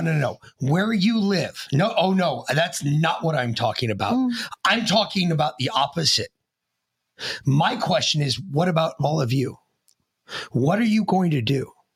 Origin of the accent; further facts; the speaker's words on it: United States; as an American